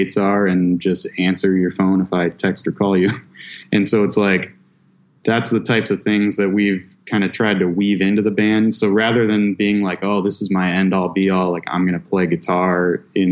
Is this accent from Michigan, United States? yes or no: yes; Lexington, Michigan, United States; also born or lived in Port Huron, Michigan; There's like a little kind of resort town called Lexington, Michigan. And that's originally where I'm from.